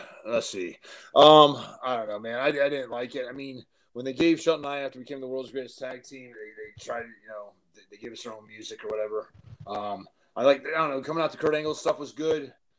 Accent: Canada; I'm from Canada, and man, I got concussed in that match.

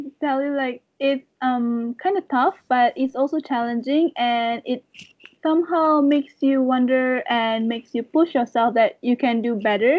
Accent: Selangor, Malaysia; moved away as an adult; also born or lived in Kuala Lumpur, Malaysia; now in Beijing, China; I was born in Kuala Lumpur, the city center of Malaysia, but I was grown up in Selangor. It's like 2 hours away from Kuala Lumpur.

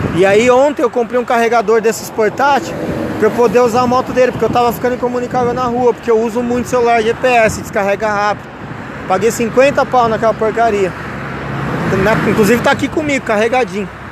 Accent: Vinhedo, São Paulo, Brazil; eu sou de Vinhedo

